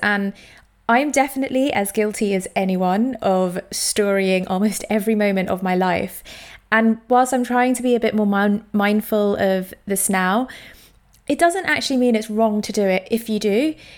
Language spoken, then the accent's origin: English; London, United Kingdom; I grew up in East London